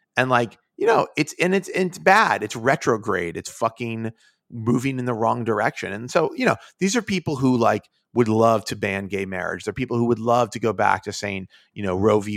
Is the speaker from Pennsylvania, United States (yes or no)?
yes; Pittsburgh, Pennsylvania, United States; now in New York, United States; I'm from Pittsburgh